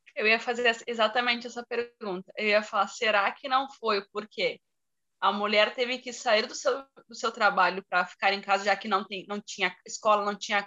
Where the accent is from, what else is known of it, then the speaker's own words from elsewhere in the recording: interior of Rio Grande do Sul, Brazil; eu sou do interior do Rio Grande do Sul